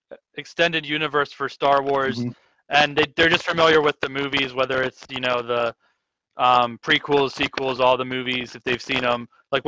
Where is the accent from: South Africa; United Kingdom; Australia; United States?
South Africa; Not that I'm British, but it's kind of, you know, being a former lit major, it helps.